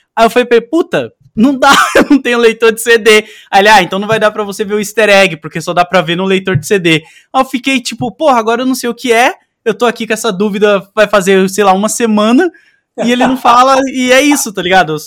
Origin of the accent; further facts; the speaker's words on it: São Paulo, Brazil; Eu sou de Goianazes.